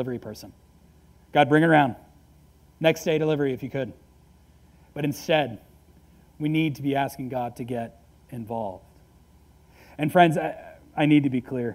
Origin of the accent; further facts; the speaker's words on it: United States; I am an American